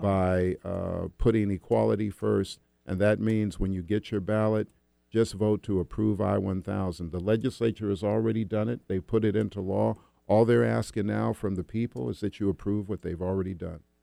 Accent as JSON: {"language": "English", "region": "Washington", "country": "United States", "said": "in my case, it's my home state."}